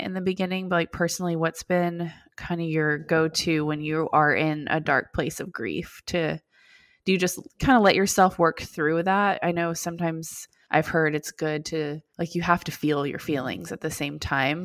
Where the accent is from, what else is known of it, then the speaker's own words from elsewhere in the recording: Austin, Texas, United States; also born or lived in Dallas-Fort Worth area, Texas; now in Dallas-Fort Worth, United States; we're from Austin, Texas, is where we all grew up.